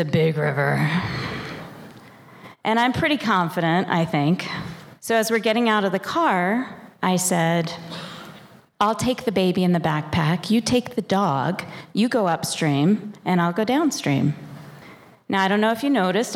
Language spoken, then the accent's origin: English; Washington, District of Columbia, United States; now in Montana, United States; I was born in Washington, D.C.